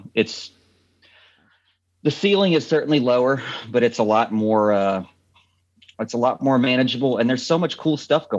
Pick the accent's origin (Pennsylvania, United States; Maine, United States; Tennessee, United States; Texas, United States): Tennessee, United States; Memphis; I grew up in Memphis, which is only 3 hours from Nashville.